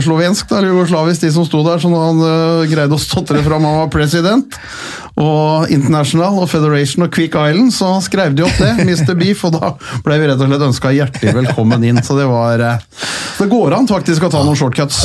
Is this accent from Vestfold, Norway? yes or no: yes; Holmestrand, Vestfold, Norway; som vi fra Holmestrand sa